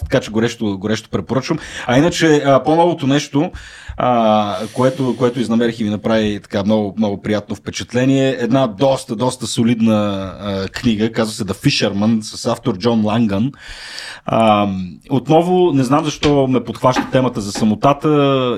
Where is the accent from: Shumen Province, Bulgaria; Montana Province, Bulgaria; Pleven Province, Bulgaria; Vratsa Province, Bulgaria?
Shumen Province, Bulgaria; Shumen; родния ми град Шумен